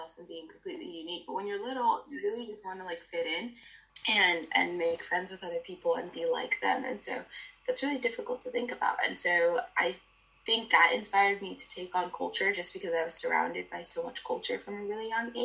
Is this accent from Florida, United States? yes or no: yes; Miami, Florida, United States; I'm from Miami